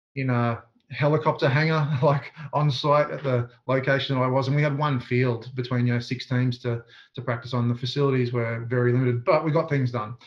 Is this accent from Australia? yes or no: yes; southeast Queensland, Australia; I grew up in the southeast corner of Queensland